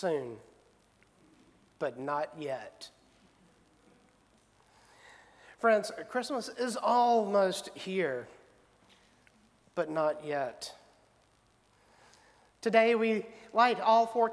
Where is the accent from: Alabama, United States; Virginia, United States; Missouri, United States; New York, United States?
Alabama, United States; Selma; growing up in Selma